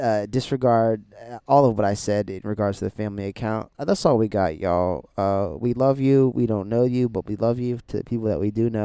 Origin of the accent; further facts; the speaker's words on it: Delaware, United States; moved away; also born or lived in Texas; growing up in Delaware